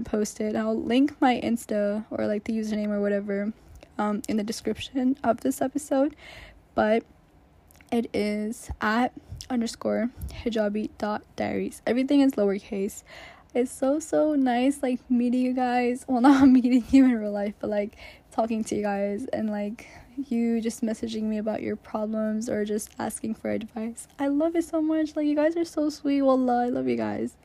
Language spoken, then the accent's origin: English; Pakistan; I'm Pakistani, so we like to say it as Ramadan, and I'm just like always grown up saying it that way